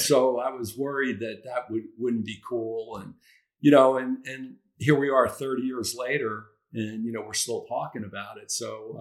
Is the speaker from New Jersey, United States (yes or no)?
yes; New Jersey, United States; moved away as an adult; also born or lived in Redmond, Washington; we grew up as neighbors in New Jersey